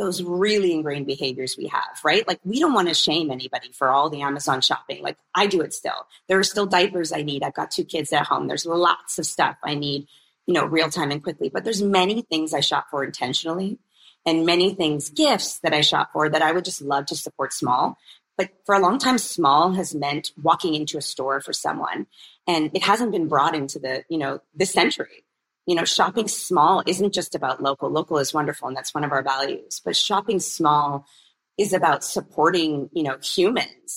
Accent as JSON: {"language": "English", "country": "Canada", "tie": "born or raised there", "said": "I'm born and raised in Canada"}